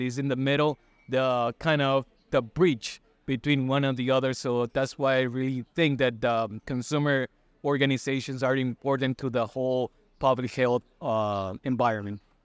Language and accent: English; Costa Rica; I'm from Costa Rica.